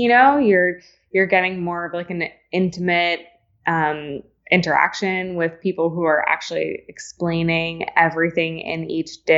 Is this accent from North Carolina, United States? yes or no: no; Long Island, upstate New York, United States; also born or lived in Tampa, Florida; we moved from Long Island to upstate New York was because my father's parents were starting a manufacturing company